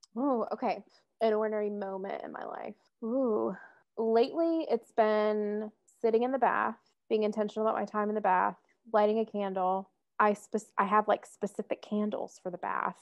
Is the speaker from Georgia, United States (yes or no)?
yes; Atlanta, Georgia, United States; moved away as an adult; now in Providence, United States; I was born and raised in Metro Atlanta